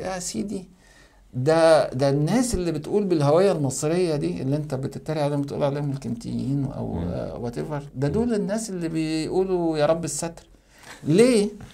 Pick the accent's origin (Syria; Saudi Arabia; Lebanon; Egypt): Egypt; بعتبر نفسي انا مصري